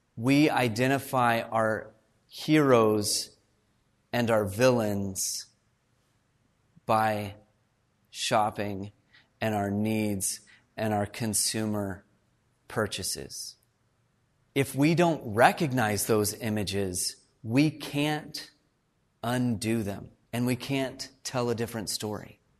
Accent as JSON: {"language": "English", "town": "Fort Worth", "region": "Texas", "country": "United States", "tie": "born or raised there", "moved": "yes", "lives_now": "Canada", "said": "I grew up in Fort Worth, Texas."}